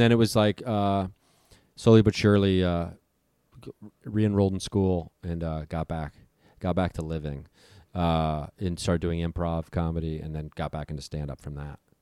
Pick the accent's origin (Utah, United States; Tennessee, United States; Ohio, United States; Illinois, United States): Ohio, United States; Dayton; moved away as an adult; also born or lived in California; Dayton, Ohio, my hometown